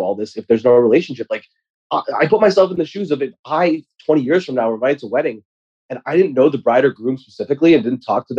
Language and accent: English; United States; Thanksgiving as an American here is very important to me and my family.